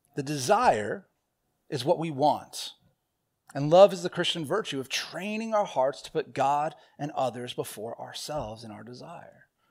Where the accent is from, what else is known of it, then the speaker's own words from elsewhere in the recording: Southern California, United States; when I was a young child, growing up in Southern California